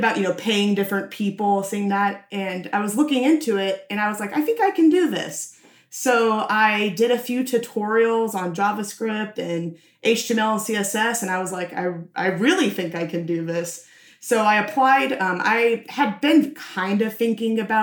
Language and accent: English; Nashville, Tennessee, United States; I was born and raised in Nashville.